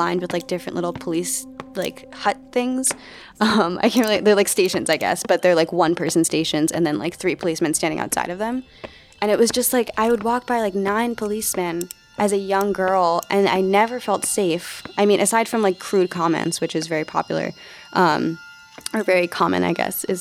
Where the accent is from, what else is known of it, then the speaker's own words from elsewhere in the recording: New York City, New York, United States; I grew up in the projects on the Lower East Side of Manhattan